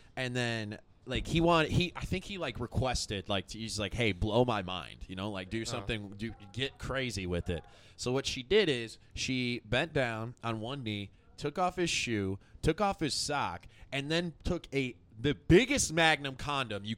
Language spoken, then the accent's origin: English; United States; born or raised there